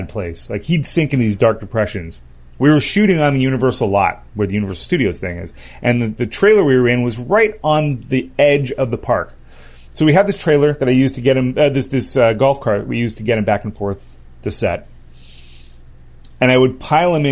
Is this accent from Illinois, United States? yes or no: no; Los Angeles, California, United States; I was born and raised in Los Angeles